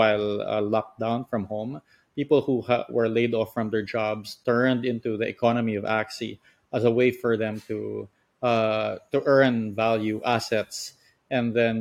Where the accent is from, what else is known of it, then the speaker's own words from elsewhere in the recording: Philippines; I'm from the Philippines.